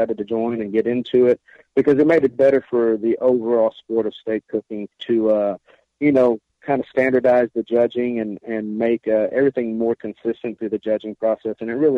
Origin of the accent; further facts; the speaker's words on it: Sanger, Texas, United States; We're both from Sanger, Texas